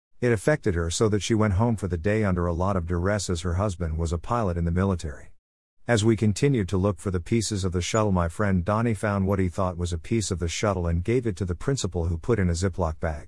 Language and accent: English; Tampa, Florida, United States; the impact that a national tragedy can have on a tight-knit, small, local community, like the one I grew up in Tampa, Florid